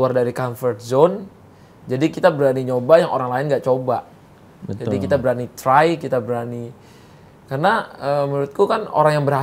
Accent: West Sumatra, Indonesia; saya paling bangga saya lahir di Indonesia, dan saya dari Minang.

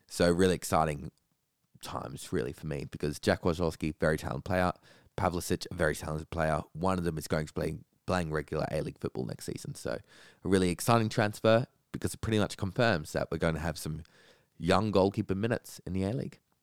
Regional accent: Australia; as an Australian

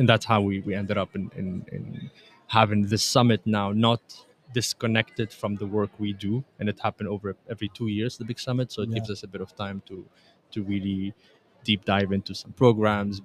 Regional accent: Montreal, Quebec, Canada; also born or lived in Tunisia; I was born in Tunisia. I grew up in Canada, Montreal

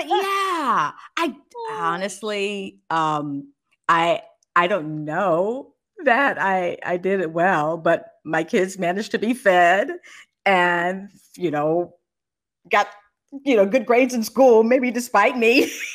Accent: Los Angeles, California, United States; moved away as an adult; also born or lived in Fresno, California / Washington, D.C. / Baltimore, Maryland; growing up in Los Angeles and in Fresno

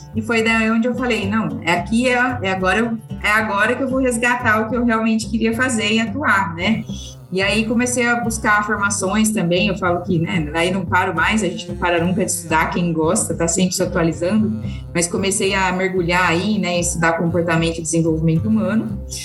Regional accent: Ribeirão Preto, São Paulo, Brazil; Eu sou daqui de Ribeirão Preto

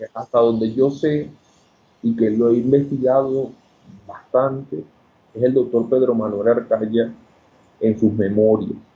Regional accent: Coro, Falcón, Venezuela; moved away as an adult; also born or lived in Caracas, Venezuela / Mexico; now in Quito, Ecuador; yo soy de Coro. Ok. Estado Falcón, Venezuela. Y este, allá hice todos mis estudios

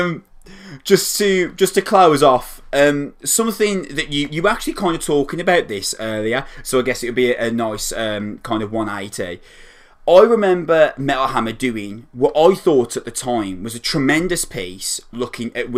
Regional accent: Wolverhampton, West Midlands, United Kingdom; I am a metalhead from Wolverhampton

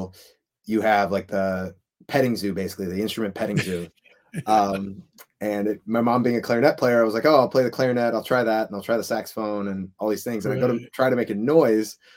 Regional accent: Highland Park, Illinois, United States; moved away as an adult; also born or lived in Fairfax, Virginia; I grew up in Highland Park, Illinois, which is about 30 minutes north of Chicago

